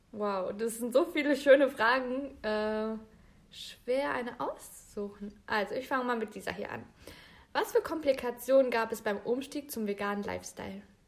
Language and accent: German; Bielefeld, North Rhine-Westphalia, Germany; Ich bin geboren und aufgewachsen in Bielefeld